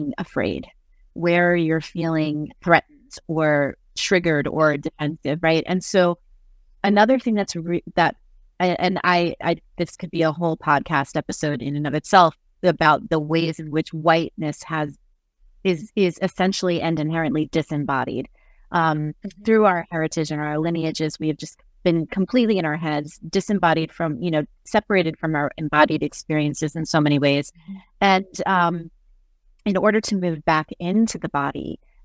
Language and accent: English; New Jersey, United States; I am from Jersey